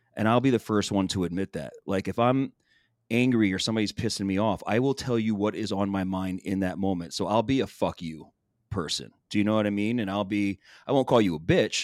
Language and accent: English; Philadelphia, Pennsylvania, United States; I'm from Philly, it's in my fucking language.